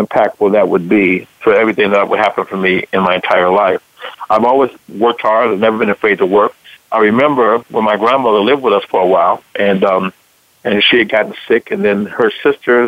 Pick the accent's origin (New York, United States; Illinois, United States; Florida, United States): Illinois, United States; Chicago; moved away as an adult; also born or lived in Dallas, Texas / Atlanta, Georgia; I was born and raised here in Chicago